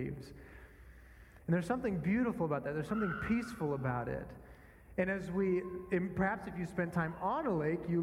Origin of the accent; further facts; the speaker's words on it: northern Minnesota, United States; moved away; I grew up in a small town in Minnesota, not quite Canada, but getting pretty close